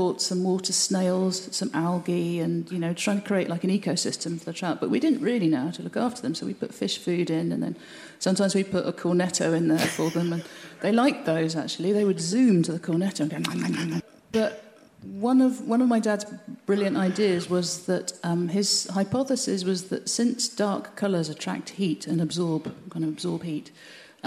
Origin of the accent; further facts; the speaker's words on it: Birmingham, West Midlands, United Kingdom; now in Cornwall, United Kingdom; as a child growing up in Birmingham